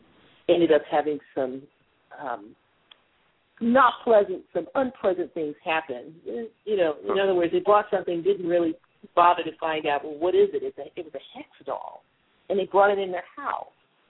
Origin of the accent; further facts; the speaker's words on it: Ohio, United States; I'm from Ohio